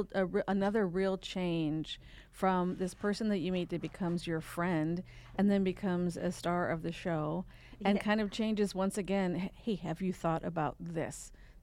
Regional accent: South Dakota, United States; Probably because I'm from South Dakota as well.

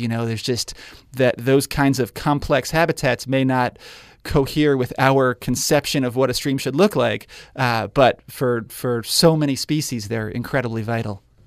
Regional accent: New York, United States; moved away as an adult; now in Spokane, United States; I grew up in New York

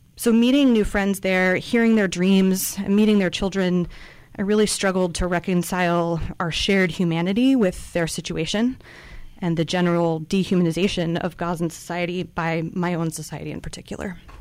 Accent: Central Coast, California, United States; I grew up here on the Central Coast

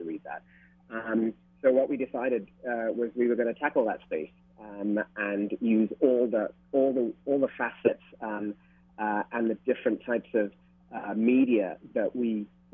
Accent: London, United Kingdom; moved away as an adult; also born or lived in Sri Lanka / Singapore / New York; now in Hawaii, United States; I'm Sri Lankan born. I grew up in London.

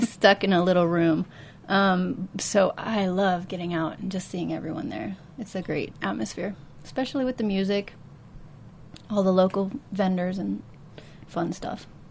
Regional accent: Kansas City, Missouri, United States; moved away; I'm originally from Kansas City

